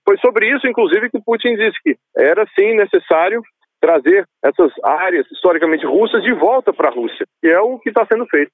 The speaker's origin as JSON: {"language": "Portuguese", "country": "Brazil", "tie": "born or raised there", "said": "Nascido no Brasil, mas de mãe russa, cultura russa"}